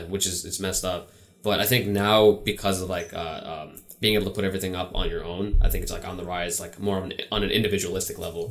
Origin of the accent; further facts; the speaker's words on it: New York City, New York, United States; also born or lived in Richmond Hill, Queens; now in New Hyde Park, United States; I'm from the city. I'm from the city.